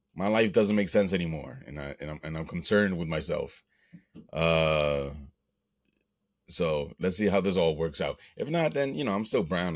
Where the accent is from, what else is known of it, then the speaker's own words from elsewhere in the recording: United States; I'm an American. I was born here, and by all true definition, excuse me, by all true definition, I am an, I am an American